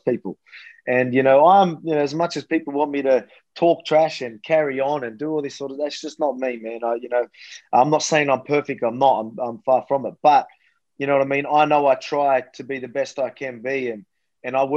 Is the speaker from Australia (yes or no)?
yes; Australia; I'm just a Aussie bogan.